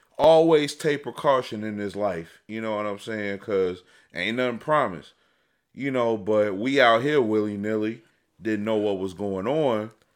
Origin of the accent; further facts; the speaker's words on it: Chicago, Illinois, United States; moved away as an adult; also born or lived in Detroit; I was born and raised in Chicago.